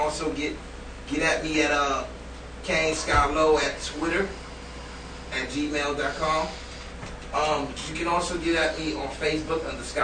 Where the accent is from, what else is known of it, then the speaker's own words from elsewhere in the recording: New York, United States; I'm a New Yorker